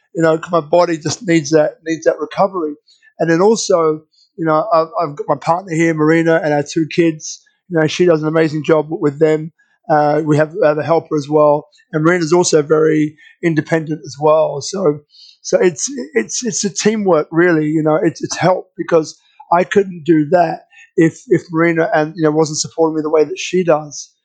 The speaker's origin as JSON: {"language": "English", "region": "London", "country": "United Kingdom", "tie": "born or raised there", "said": "I was born in London."}